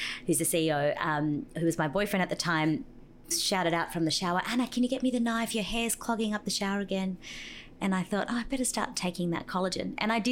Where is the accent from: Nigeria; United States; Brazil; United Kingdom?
Brazil; now in Australia; I was born in Brazil